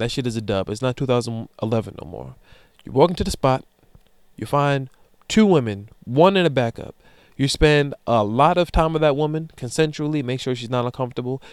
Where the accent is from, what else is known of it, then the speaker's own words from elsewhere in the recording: Amityville, New York, United States; I'm from Amityville